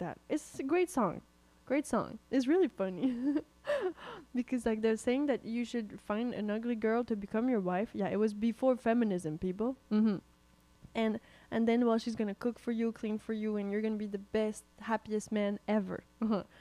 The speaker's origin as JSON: {"language": "English", "country": "Canada", "said": "We're Canadian"}